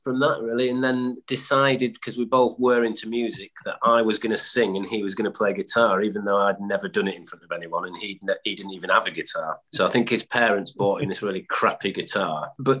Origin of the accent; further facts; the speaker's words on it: Stockport, North West England, United Kingdom; born there; I was born in Stockport, and my dad used to play in bands around pubs in that area.